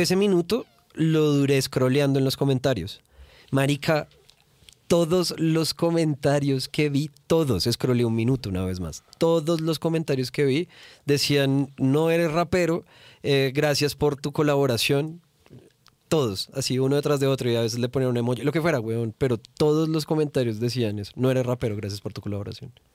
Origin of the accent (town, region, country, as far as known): Bogotá, Bogotá Capital District, Colombia; accent: rolo; also born or lived in Cali, Colombia